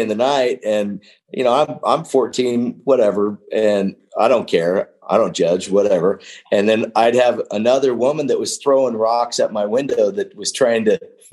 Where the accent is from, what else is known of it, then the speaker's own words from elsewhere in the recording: Wyoming, United States; also born or lived in California; I grew up in Wyoming. You know, after I lived with my dad a year or two, I was getting in too much trouble in California. And so he moved to Wyoming in a little small town